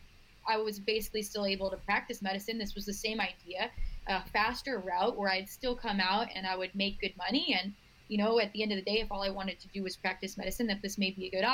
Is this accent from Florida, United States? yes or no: yes; Florida, United States; moved away as an adult; also born or lived in Arizona; I'm originally from Florida and I'm now living and practicing in South Florida